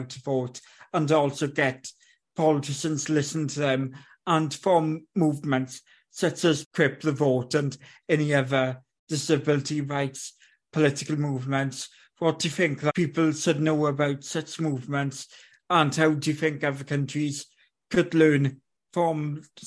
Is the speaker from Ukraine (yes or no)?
no; United Kingdom; I'm a British person